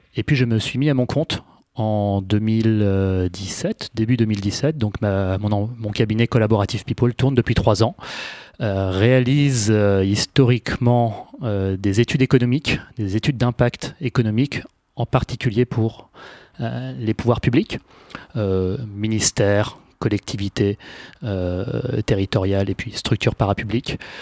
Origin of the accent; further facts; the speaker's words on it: Paris, Île-de-France, France; moved away as an adult; also born or lived in United States / London; j'ai grandi à Paris, puis je suis allé faire mes études supérieures aux États-Unis, puis en Angleterre